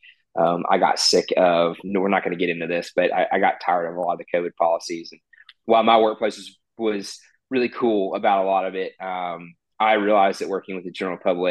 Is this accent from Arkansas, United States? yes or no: yes; Little Rock, Arkansas, United States; I'm from Little Rock, Arkansas, which is the capital of our state